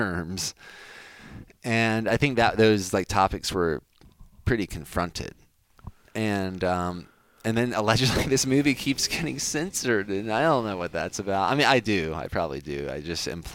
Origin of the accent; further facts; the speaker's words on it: United States; as an American